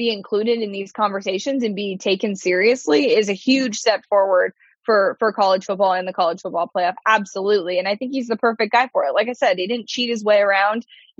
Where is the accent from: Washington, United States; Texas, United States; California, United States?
California, United States; moved away; I didn't grow up a big college football fan because I grew up in California.